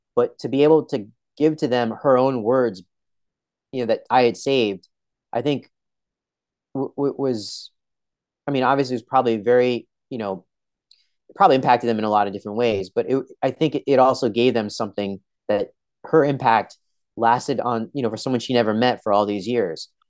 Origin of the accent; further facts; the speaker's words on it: Edison, New Jersey, United States; I was born in Edison, New Jersey